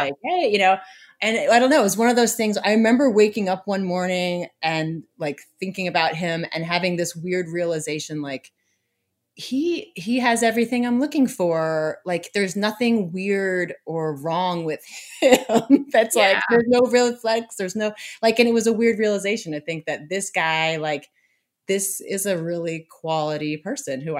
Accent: just outside of Boston, Massachusetts, United States; moved away as an adult; I grew up just outside of Boston and I love Massachusetts

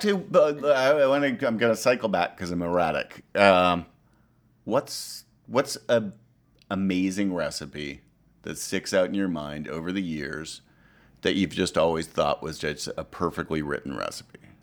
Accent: Ottawa, Ontario, Canada; moved away; also born or lived in American South; I grew up in Ottawa, Canada

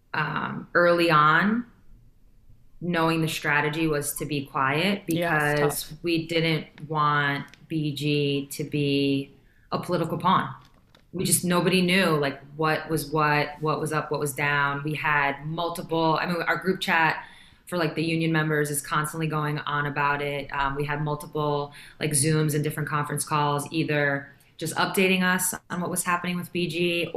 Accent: United States; as an American

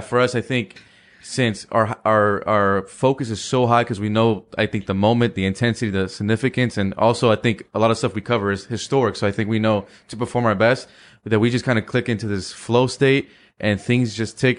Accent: California, United States; growing up in California

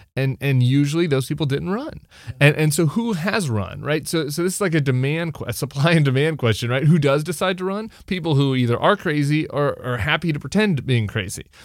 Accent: Colorado, United States; I'm from Colorado.

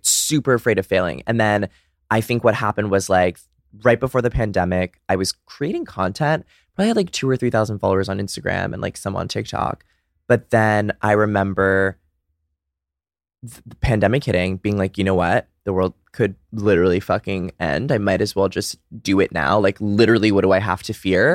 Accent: Brookline, Massachusetts, United States; also born or lived in Dedham, Massachusetts; I'm from a little town outside of Boston called Brookline

